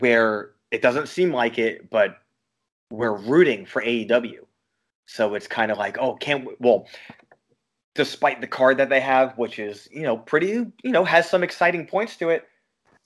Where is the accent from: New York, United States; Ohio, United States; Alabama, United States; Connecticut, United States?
New York, United States; Long Island; I'm from Long Island